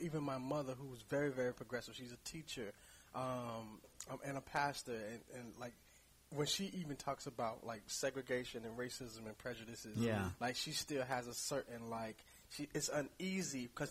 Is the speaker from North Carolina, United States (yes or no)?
yes; North Carolina, United States; moved away as an adult; now in San Francisco, United States; I grew up in North Carolina